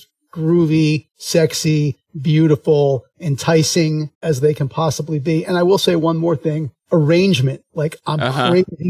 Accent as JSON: {"language": "English", "town": "Philadelphia", "region": "Pennsylvania", "country": "United States", "moved": "yes", "said": "I'm originally from Philadelphia"}